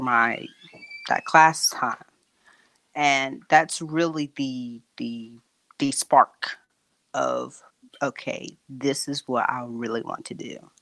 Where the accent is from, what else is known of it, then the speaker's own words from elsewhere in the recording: Durham, North Carolina, United States; I live in Durham, North Carolina, uh, born and raised in Durham, actually